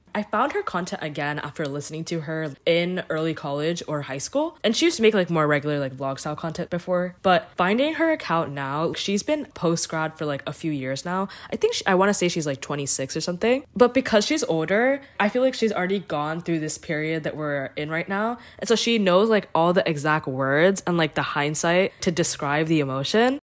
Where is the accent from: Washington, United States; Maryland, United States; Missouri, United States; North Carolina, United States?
North Carolina, United States; Morrisville; also born or lived in Cary, North Carolina; I grew up in Morrisville